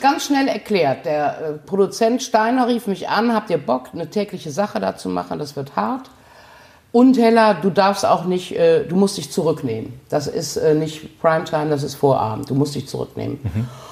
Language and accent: German; Gummersbach, North Rhine-Westphalia, Germany; moved away as an adult; now in Cologne, Germany; In Gummersbach, meiner Heimatstadt